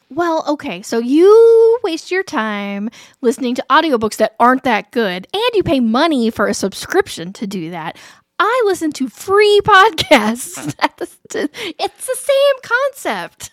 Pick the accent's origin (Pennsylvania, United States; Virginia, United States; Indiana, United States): Indiana, United States; Alexandria; I grew up in Alexandria